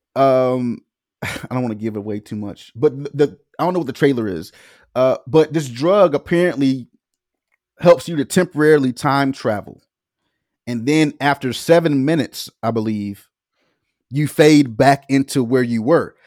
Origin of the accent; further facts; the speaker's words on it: the South, United States; I'm, I'm from the South